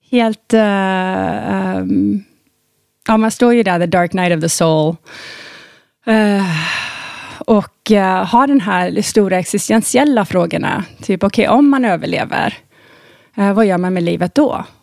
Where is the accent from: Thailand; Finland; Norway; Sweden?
Thailand; Jag eh, hade ju väldigt eh, severe astma när jag var liten i Thailand